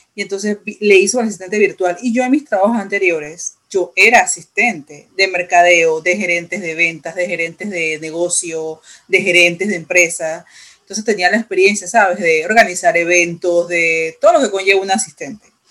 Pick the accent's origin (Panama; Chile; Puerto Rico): Panama; en mi país, en Panamá